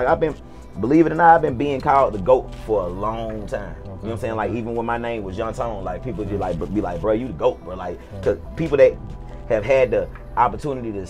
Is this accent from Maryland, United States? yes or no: no; College Park, Georgia, United States; I'm born and raised in College Park